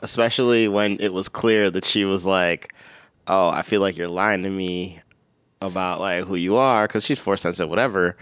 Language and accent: English; Minnesota, United States; moved away; also born or lived in Michigan; I'm from Minnesota, I went to Michigan